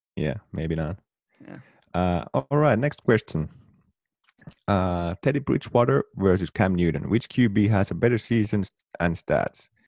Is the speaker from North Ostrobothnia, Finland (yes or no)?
yes; Oulu, North Ostrobothnia, Finland; moved away; Here in my hometown, Oulu, northern Finland